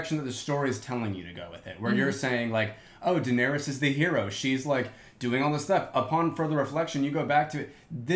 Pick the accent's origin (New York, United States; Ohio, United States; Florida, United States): Florida, United States; Florida panhandle, United States; now in Atlanta, United States; I'm basically from Southern Alabama and Florida because, like, that's what the panhandle is